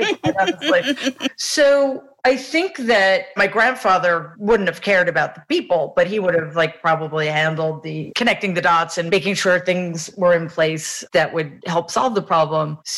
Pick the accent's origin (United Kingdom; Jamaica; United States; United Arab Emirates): Jamaica; I, am so happy and grateful that I grew up in Jamaica because it's what grounded me.